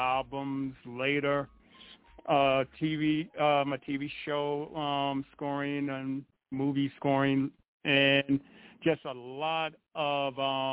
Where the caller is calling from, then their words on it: Pennsylvania, United States; I'm located in northeastern Pennsylvania, and we're located in the mountains